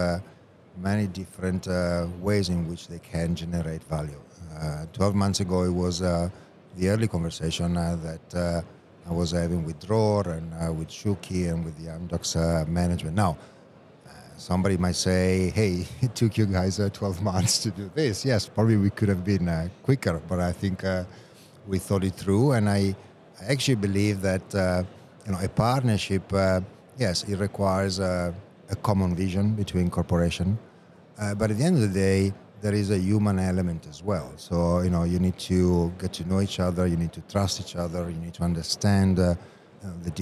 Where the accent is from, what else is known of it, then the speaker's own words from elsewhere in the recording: Italy; it will have to be in my home country.